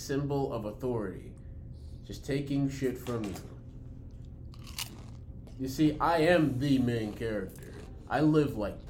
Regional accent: Brooklyn, New York, United States; Yeah, we're from Brooklyn.

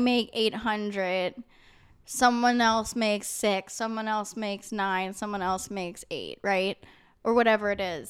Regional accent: New York, United States; I am from New York

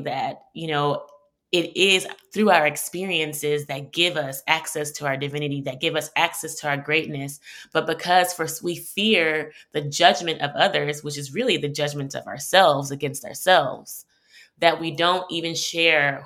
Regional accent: Houston, Texas, United States; also born or lived in New York; I'm originally from Houston. I grew up in Third Ward

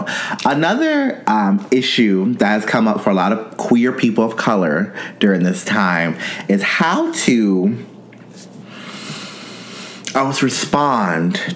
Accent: North Carolina, United States; as a young gay man growing up in North Carolina

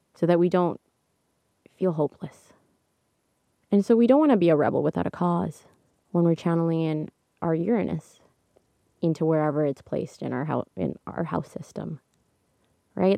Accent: Canada; I'm Canadian

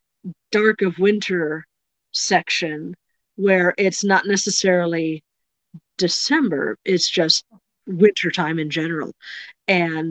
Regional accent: Chicago, Illinois, United States; I grew up in the Chicago suburbs

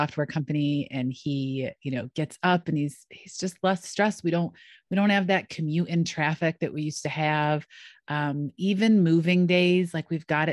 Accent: Rochester, New York, United States; moved away; also born or lived in North Carolina / Pittsburgh; I grew up in Rochester

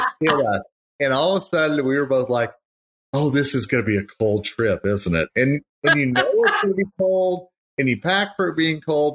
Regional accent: Oklahoma, United States; I'm born and raised in Oklahoma

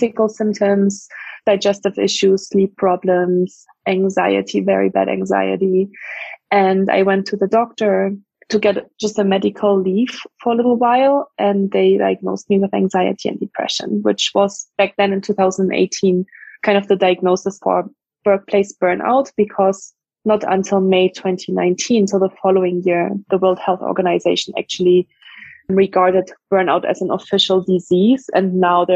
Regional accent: Germany; English is a second language; moved away as an adult; also born or lived in France / Dublin, Ireland / Mountain View, United States; now in United States; I grew up in Germany for the first 19 years of my life

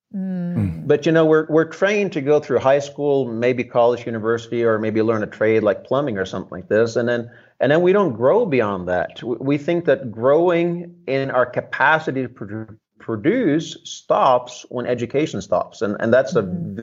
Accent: Norway; now in United States; I grew up under socialism in Northern Europe. Um, came to America.

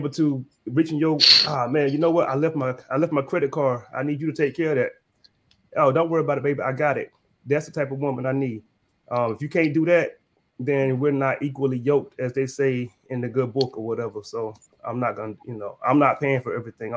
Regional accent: North Carolina, United States; I'm from North Carolina

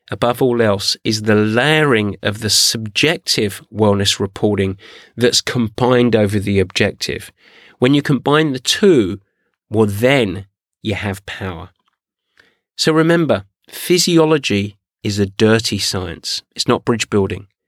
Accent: San Diego, California, United States; I'm from San Diego.

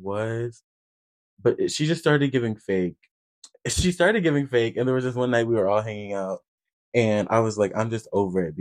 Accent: Iowa, United States; I'm from Iowa

